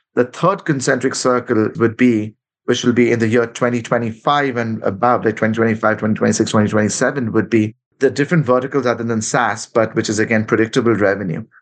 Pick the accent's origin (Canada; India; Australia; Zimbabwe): India; Kolkata, West Bengal; moved away as an adult; my hometown in Calcutta. I left when I was like 20 years old.